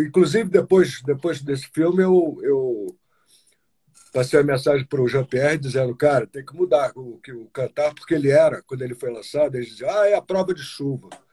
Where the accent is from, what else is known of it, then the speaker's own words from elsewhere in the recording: Teresópolis, Rio de Janeiro, Brazil; Olha a minha terra aí, Teresópolis.